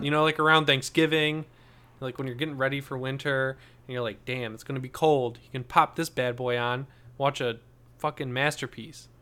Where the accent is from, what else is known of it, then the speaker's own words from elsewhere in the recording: Michigan, United States; I'm from Michigan.